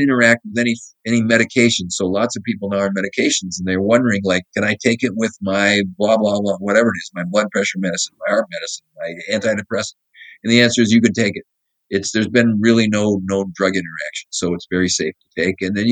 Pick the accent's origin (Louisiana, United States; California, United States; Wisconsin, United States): Wisconsin, United States; Madison; moved away as an adult; also born or lived in San Diego; I grew up in Madison, Wisconsin